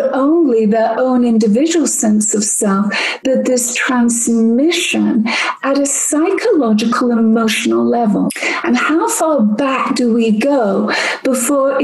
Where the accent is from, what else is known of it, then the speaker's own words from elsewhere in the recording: England, United Kingdom; now in United States; I'm not American. I'm actually English.